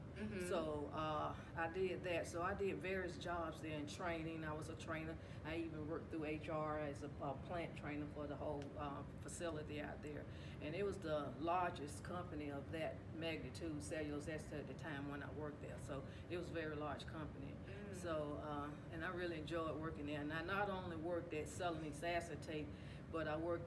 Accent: Rock Hill, South Carolina, United States; where I'm from Rock Hill, South Carolina. I've been here all my life.

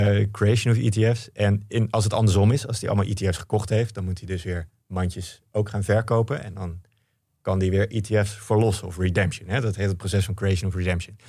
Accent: Netherlands; als Nederlander best een beetje trots op kan zijn

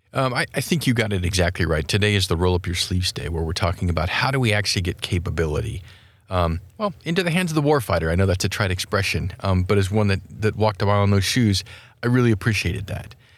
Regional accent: Wyoming, United States; my home state of Wyoming

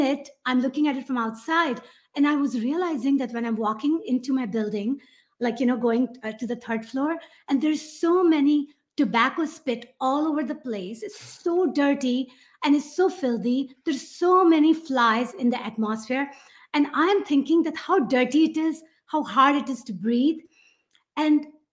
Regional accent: Karachi, Sindh, Pakistan; English is a second language; moved away as an adult; now in United States; I'm from Karachi, Pakistan. I was born and raised there.

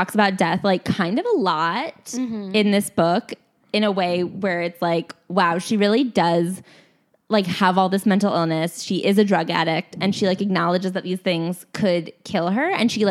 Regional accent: Midwest, United States; moved away; I'm from the Midwest

